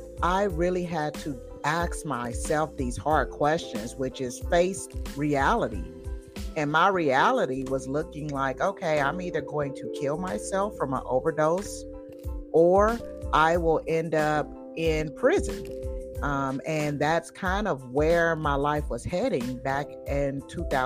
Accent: Tulsa, Oklahoma, United States; moved away as an adult; also born or lived in Connecticut; got the hell on out of Tulsa, Oklahoma, which is, I love my home state dearly

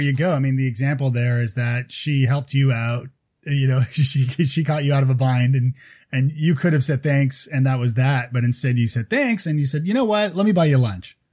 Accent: Toronto, Ontario, Canada; moved away; I'm from Toronto originally.

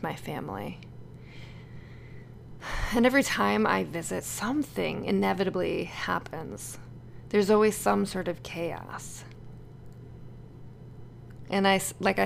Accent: Connecticut, United States; moved away as an adult; now in Los Angeles, United States; move my family back to Connecticut

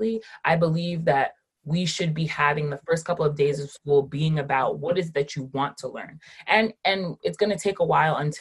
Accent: Rockland County, New York, United States; also born or lived in Westchester County, New York; I have lived in New York my entire life. I was born in Rockland County

